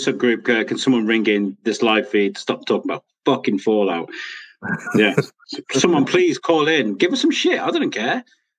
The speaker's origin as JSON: {"language": "English", "country": "United Kingdom", "said": "as a British guy"}